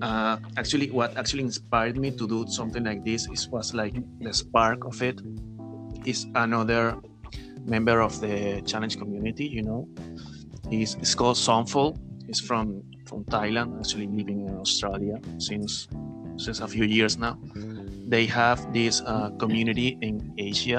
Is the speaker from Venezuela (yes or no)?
yes; Venezuela; English is a second language; moved away as an adult; now in Peru; I'm from Venezuela, actually. I'm living in Peru since almost a couple of years now.